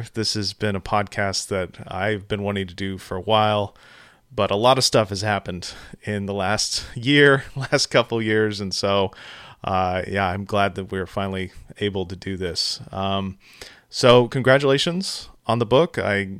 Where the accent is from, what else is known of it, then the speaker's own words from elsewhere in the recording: Texas, United States; growing up in Texas